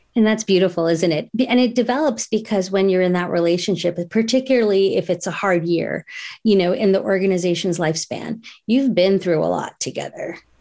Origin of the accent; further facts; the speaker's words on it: New Jersey, United States; growing up in New Jersey, they sent me to, um, an Indian, uh, dance teacher